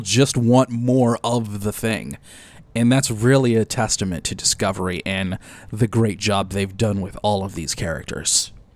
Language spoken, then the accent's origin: English; Detroit, Michigan, United States; my hometown of Detroit